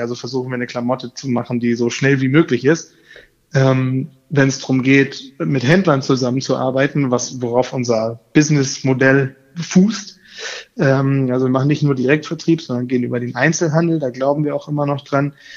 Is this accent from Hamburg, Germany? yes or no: yes; Hamburg, Germany; also born or lived in Koblenz; Ich bin in Hamburg geboren und äh, in der Gegend immer aufgewachsen